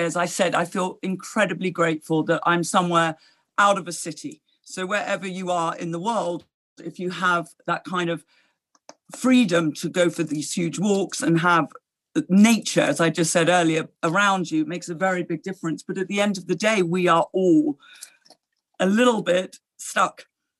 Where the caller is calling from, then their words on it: Switzerland; I'm phoning you from a rather snug office in Switzerland, where I have been based most of this year during the lockdown.